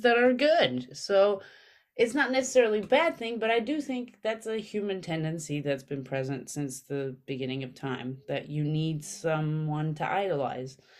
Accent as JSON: {"language": "English", "country": "Armenia", "tie": "born or raised there", "moved": "yes", "lives_now": "New York, United States", "said": "I grew up very poor in Armenia"}